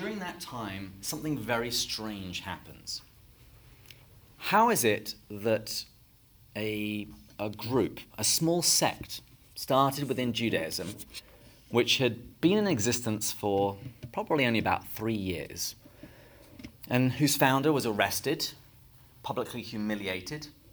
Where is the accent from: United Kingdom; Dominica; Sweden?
United Kingdom; England; moved away as an adult; now in United States; I'm not originally from the United States. I'm from England.